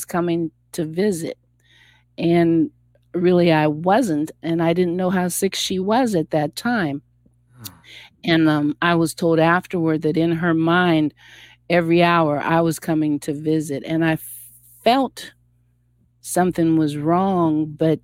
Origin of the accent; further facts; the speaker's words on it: Appalachian Pennsylvania, United States; now in Columbus, United States; I was born in Appalachian, Pennsylvania.